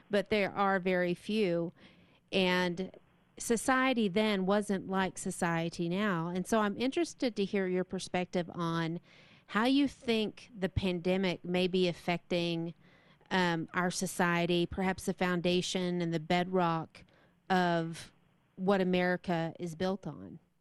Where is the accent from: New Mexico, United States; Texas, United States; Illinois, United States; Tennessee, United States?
Texas, United States; moved away; I'm from Texas